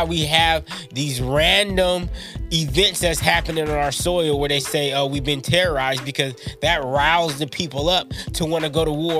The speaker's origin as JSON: {"language": "English", "country": "United States", "said": "I'm American."}